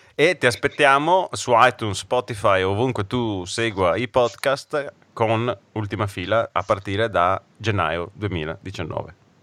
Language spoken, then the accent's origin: Italian; Brescia, Lombardy, Italy; accent: bresciano; ho l'accento bresciano